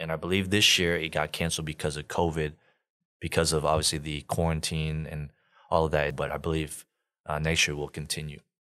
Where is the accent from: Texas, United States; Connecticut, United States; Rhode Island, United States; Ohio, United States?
Texas, United States; Houston; moved away as an adult; also born or lived in Austin, Texas; now in Taiwan; I grew up in Houston